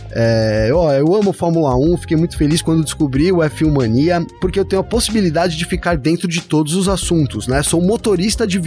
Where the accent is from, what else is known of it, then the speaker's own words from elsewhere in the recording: São Bernardo do Campo, São Paulo, Brazil; eu sou aqui de São Bernardo do Campo com muito orgulho